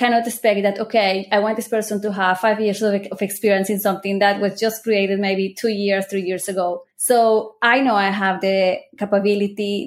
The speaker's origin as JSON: {"language": "English", "country": "Colombia", "also_born_or_lived": "United States", "moved": "yes", "lives_now": "Israel", "said": "I'm originally from Colombia"}